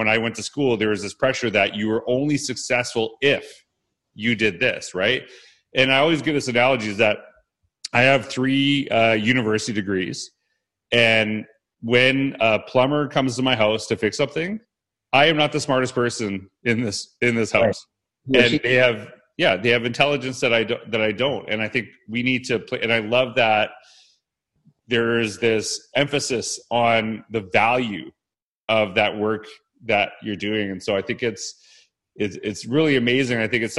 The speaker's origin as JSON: {"language": "English", "country": "Canada", "tie": "born or raised there", "said": "where you grew up in Ohio versus, you know, where I grew up in Canada"}